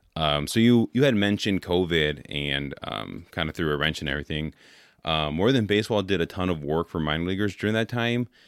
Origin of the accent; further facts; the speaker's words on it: Oakland, California, United States; I grew up in Oakland, so like uh, I was an A's fan since a kid